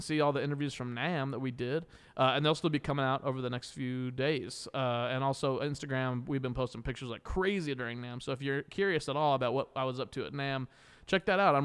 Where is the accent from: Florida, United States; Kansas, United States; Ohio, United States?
Kansas, United States; I'm from Kansas, making me a Jayhawker